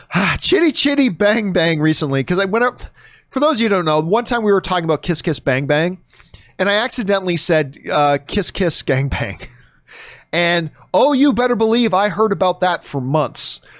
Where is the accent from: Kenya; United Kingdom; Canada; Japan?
Canada; a Canadian pasty white dude